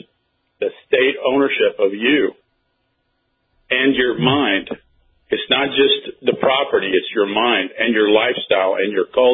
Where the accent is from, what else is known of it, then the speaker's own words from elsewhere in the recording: Cuba; moved away; I was born in Cuba